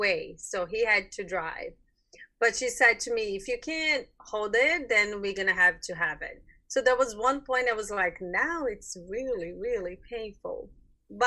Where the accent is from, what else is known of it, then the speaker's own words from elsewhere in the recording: Brazil; moved away as an adult; now in United States; I'm from Brazil